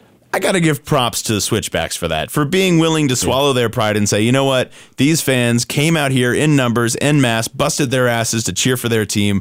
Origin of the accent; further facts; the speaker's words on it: Miami, Florida, United States; now in New Mexico, United States; My hometown